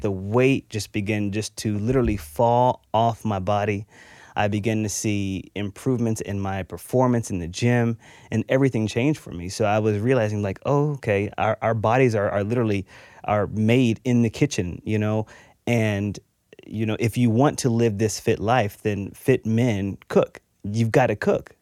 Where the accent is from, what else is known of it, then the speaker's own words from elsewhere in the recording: Texas, United States; I grew up in Texas.